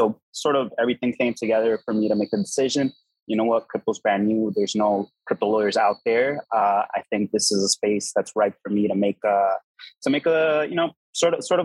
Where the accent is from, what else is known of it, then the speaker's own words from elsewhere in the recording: Miami, Florida, United States; moved away as an adult; also born or lived in Dubai; I just came back to Miami to establish myself in my hometown